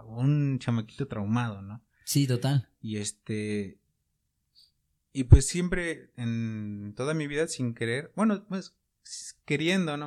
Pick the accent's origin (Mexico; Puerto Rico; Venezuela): Mexico; Cholula, Puebla; soy de aquí de Puebla, más, bueno, de Chulula